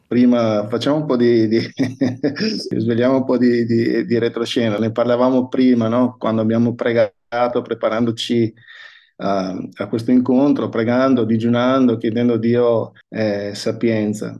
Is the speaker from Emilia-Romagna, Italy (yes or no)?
no; Verona, Veneto, Italy; Io sono nato a, a Verona, sono nato in, in, un borgo di Verona